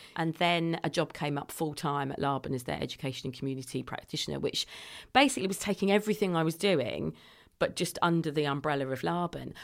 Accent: London, United Kingdom; now in Bradford, United Kingdom; I'm a Londoner

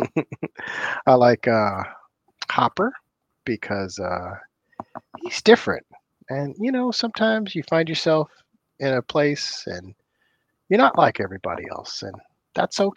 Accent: Oakland, California, United States; I'm from the Bay Area. I'm from Oakland, California.

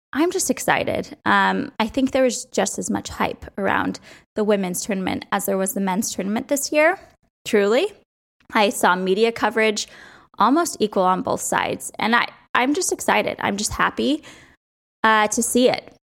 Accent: outside of New York, Connecticut, United States; So I grew up outside of New York, and we would drive in all the time to Yankee Stadium

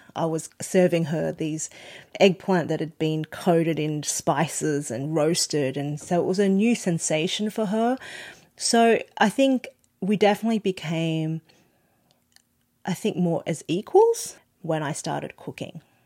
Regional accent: Australia; born or raised there; first language Cantonese

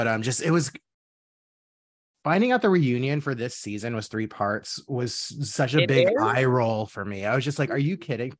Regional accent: Dallas, Texas, United States; I'm from Dallas.

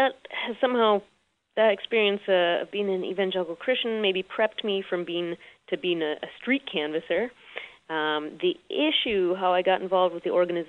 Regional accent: Chicago, Illinois, United States; I grew up, was born and raised in Chicago

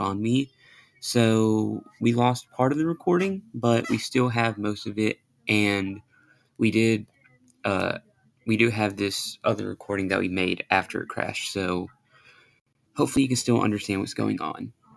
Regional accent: Louisiana, United States; I'm from Louisiana

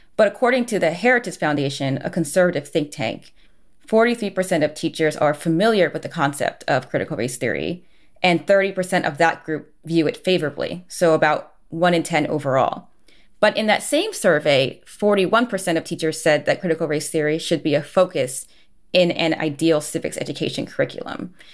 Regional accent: New Jersey, United States; moved away as an adult; also born or lived in New York City / West Coast; growing up in New Jersey

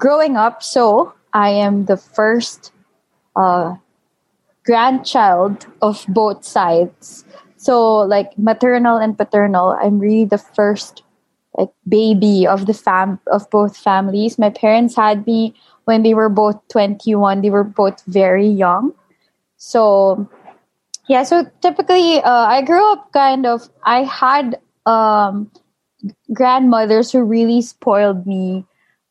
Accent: Manila, Metro Manila, Philippines; also born or lived in London; I was born and raised in Manila, Philippines.

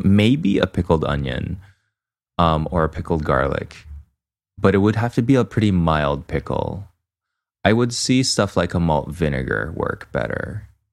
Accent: Canada; as a Canadian

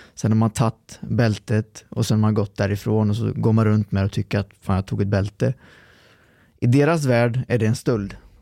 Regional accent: Lidköping, Västra Götaland, Sweden; born or raised there; also born or lived in Trollhättan

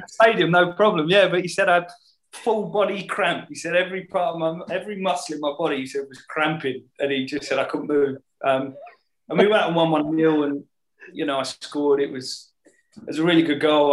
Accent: Hemel Hempstead, East of England, United Kingdom; growing up in Hemel or on the edge of Hemel

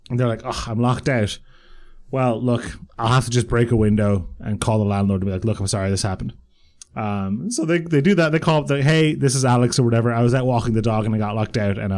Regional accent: Croatia; born there; And you know, I was born in Croatia. My parents, I would, if not for the war, I would have been born in Bosnia Herzegovina and all this stuff. So I'm very much from the Balkans.

